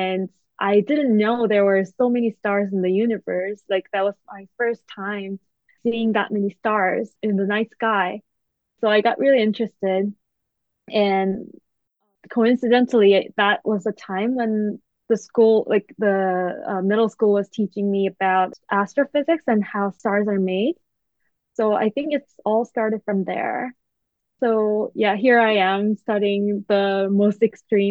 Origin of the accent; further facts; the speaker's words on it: South Korea; moved away as an adult; now in Cambridge, United States; I grew up in Korea